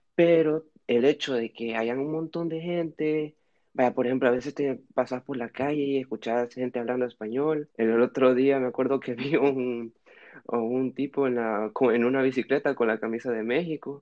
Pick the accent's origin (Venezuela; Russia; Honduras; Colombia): Honduras; moved away as an adult; also born or lived in Switzerland / Tegucigalpa, Honduras; now in Lille, France; Llegué a Honduras a los dos años, eh, nací en Suiza por los trabajos de, de, de mi abuela, pero he vivido toda mi vida en Honduras